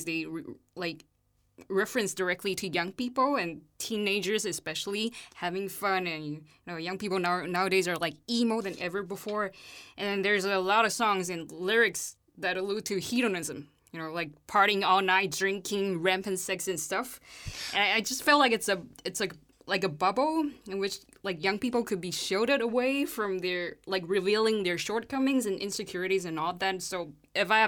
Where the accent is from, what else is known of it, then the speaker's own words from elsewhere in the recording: Taiwan; moved away as an adult; now in Leuven, Belgium; I'm from Taiwan.